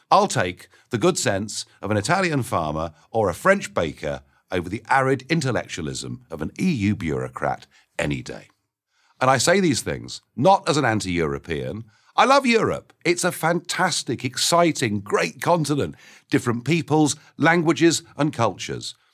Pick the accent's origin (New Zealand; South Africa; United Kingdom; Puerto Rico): United Kingdom; my rights as a British citizen